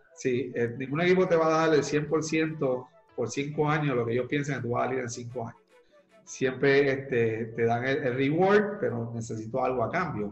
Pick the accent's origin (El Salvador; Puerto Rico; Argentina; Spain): Puerto Rico; soy este, puertorriqueño, nací y criado aquí en la isla de Puerto Rico